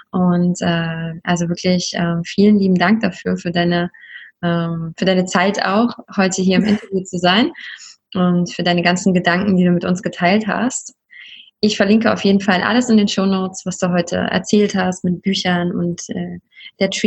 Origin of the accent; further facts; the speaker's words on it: Leipzig, Saxony, Germany; Ich bin aus Leipzig, in Leipzig aufgewachsen und das ist cool.